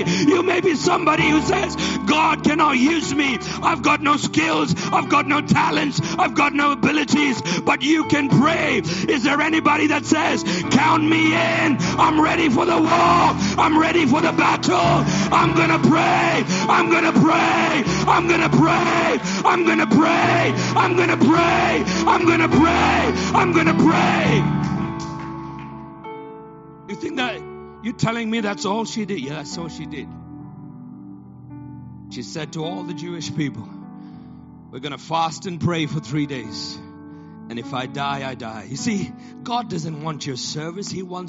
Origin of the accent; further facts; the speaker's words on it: Botswana; also born or lived in Nigeria / India / Middle East; now in United Kingdom; I too am an immigrant. I was born in Nigeria, grew up in Botswana, spent my life in India and the Middle East.